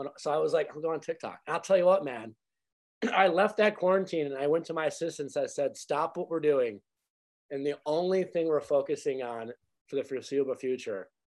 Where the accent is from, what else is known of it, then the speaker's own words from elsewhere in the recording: Midwest, United States; I grew up in the Midwest